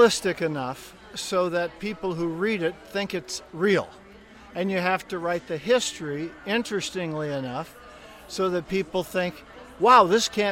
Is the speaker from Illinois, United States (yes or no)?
no; Huntington, West Virginia, United States; moved away as an adult; now in Wisconsin, United States; I grew up near Huntington, West Virginia, way over on the west side by Kentucky